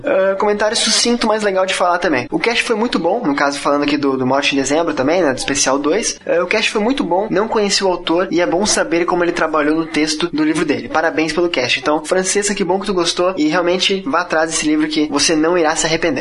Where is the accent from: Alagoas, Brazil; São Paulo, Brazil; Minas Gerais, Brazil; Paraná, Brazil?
Paraná, Brazil; Curitiba; now in Florianópolis, Brazil; Eu sou curitibano e moro em Floripa.